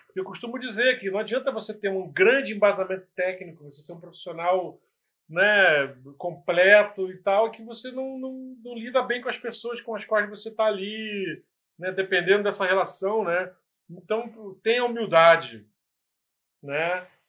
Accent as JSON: {"language": "Portuguese", "town": "Nova Iguaçu", "region": "Rio de Janeiro", "country": "Brazil", "said": "sou de Nova Iguaçu, na Baixada Fluminense"}